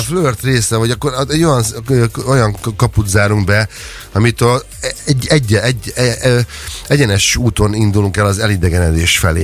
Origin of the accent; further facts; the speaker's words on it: Hungary; moved away; én vidéken nőttem fel